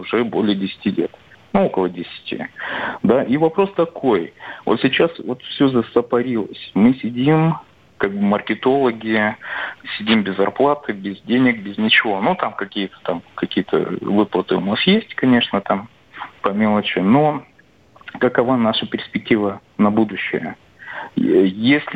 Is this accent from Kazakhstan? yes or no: yes; Petropavl, North Kazakhstan Region, Kazakhstan; now in Saint Petersburg, Russia; я родился в Казахстане, это Петропавловск город